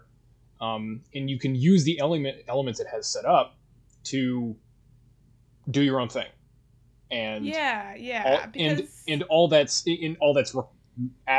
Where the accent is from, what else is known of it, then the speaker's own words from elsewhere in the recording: Canada; accent: Canadian; my Canadian accent